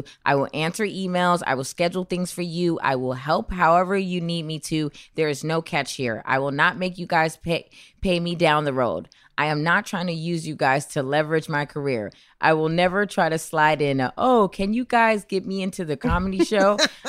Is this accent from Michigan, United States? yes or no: no; Salt Lake City, Utah, United States; I was born and raised in Salt Lake City, Utah. Mm. I'm not a Mormon, though. Don't worry.